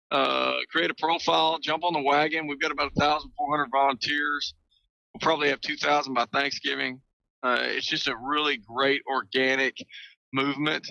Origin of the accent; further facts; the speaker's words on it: Texas, United States; I'm a Texan.